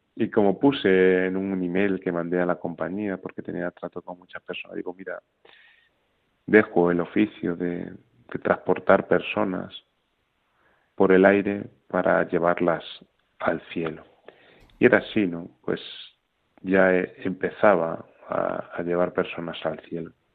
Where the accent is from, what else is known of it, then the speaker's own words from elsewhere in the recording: Extremadura, Spain; yo soy extremeño, vivo cerca de Guadalupe